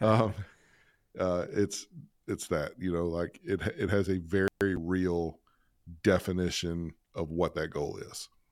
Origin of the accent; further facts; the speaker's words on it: Alabama, United States; I grew up in Alabama